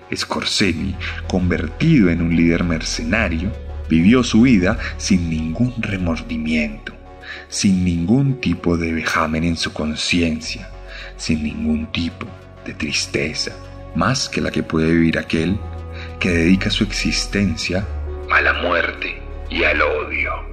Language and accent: Spanish; Colombia; Como colombiano